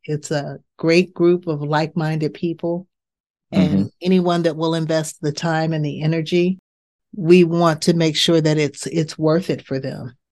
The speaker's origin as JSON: {"language": "English", "area": "Bay Area", "region": "California", "country": "United States", "moved": "as an adult", "lives_now": "Pittsburgh, United States", "said": "I'm from the Bay Area in mm-hmm. California."}